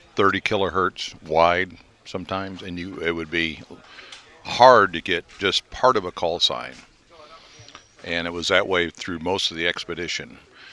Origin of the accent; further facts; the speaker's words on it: Crescent City, Illinois, United States; I'm from Crescent City, Illinois.